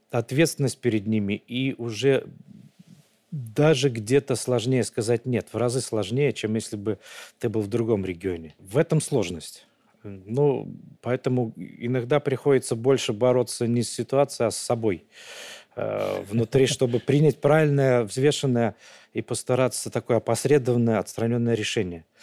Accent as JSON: {"language": "Russian", "region": "Vitebsk Region", "country": "Belarus", "tie": "born or raised there", "said": "Витебский район, да."}